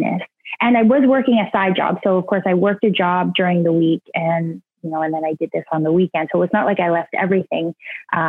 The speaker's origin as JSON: {"language": "English", "town": "Jackson's Point", "region": "Ontario", "country": "Canada", "tie": "born or raised there", "said": "I'm from a very small town in Ontario called Jackson's Point. It's the ice fishing capital of Ontario. It's kind of north of Toronto a little bit. And I grew up there"}